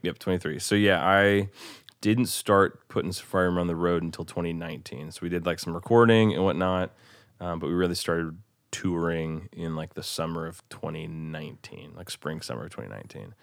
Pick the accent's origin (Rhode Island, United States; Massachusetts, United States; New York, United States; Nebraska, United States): Nebraska, United States; Bellevue; also born or lived in Omaha, Nebraska; now in Nashville, United States; I'm from Omaha, Nebraska originally, actually technically Bellevue, Nebraska